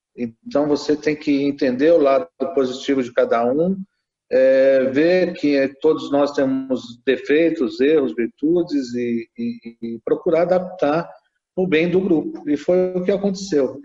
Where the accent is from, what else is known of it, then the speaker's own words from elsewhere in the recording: ABC Paulista, São Paulo, Brazil; eu sou do ABC